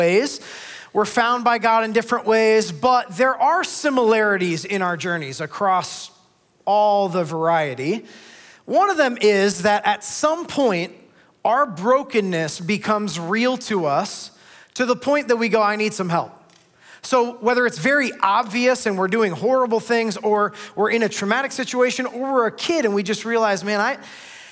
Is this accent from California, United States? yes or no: no; Northeast Ohio, United States; now in Columbus, United States; I grew up in Northeast Ohio